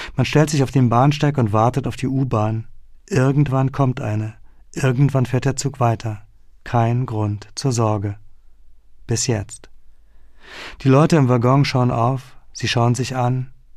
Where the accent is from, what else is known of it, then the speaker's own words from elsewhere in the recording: Berlin, Germany; moved away; den Westteil meiner Heimatstadt